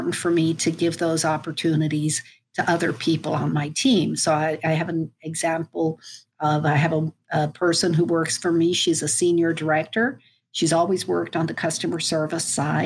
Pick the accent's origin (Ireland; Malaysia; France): Ireland; Dublin, Leinster; moved away as an adult; also born or lived in Frankfurt, Germany / St. Louis, United States; now in United States; I grew up in Dublin